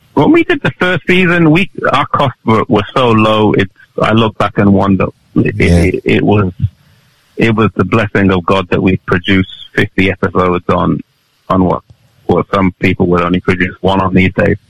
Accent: England, United Kingdom; I was born in England, yeah. So I mean, yeah, I feel British

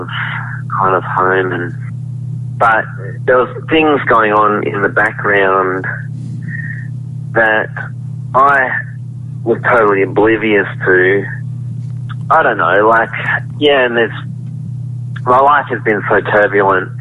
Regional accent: Bellingen, New South Wales, Australia; also born or lived in Byron Bay; I'm from Bellingen, but also from Byron Bay

